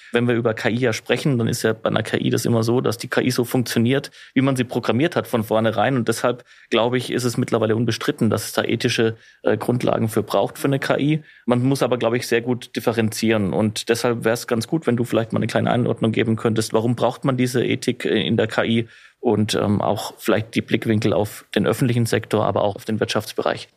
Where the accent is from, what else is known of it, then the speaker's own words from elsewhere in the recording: Germany; im Land bei uns in Deutschland